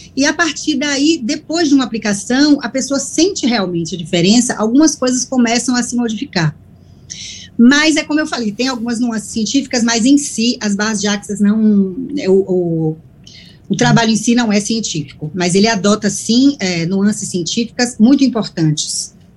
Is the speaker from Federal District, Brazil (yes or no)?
no; Salvador, Bahia, Brazil; now in Italy; Dar bom dia aos meus conterrâneos, eu sou de Salvador